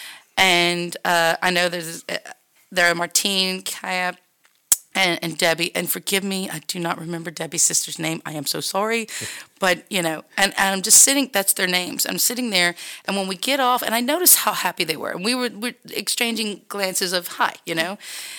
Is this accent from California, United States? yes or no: no; Texas, United States; And I'm from Texas, and what do we drink for a shot in Texas? We drink tequila.